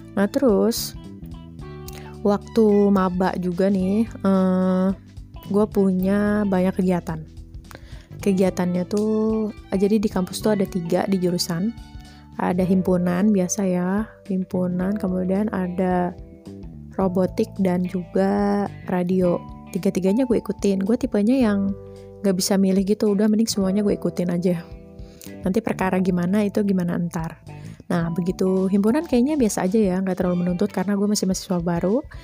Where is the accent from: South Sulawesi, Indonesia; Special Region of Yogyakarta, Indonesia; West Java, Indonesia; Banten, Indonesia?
West Java, Indonesia; Bogor; also born or lived in Jakarta; gua lahir di Jakarta, besarnya di Bogor, dan punya keturunan dari ibu dan ayah yang orang Jawa